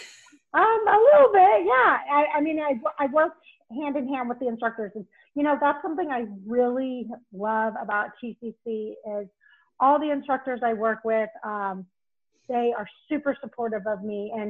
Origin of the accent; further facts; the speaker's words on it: Knoxville, Tennessee, United States; also born or lived in Cleveland, Ohio / Boise, Idaho; So I was born in Cleveland, Ohio, but I was only there until about 4 years old. Then I moved to Boise, Idaho, but I was only there for a couple of years. Then I moved to Knoxville, Tennessee, and I was there until high school.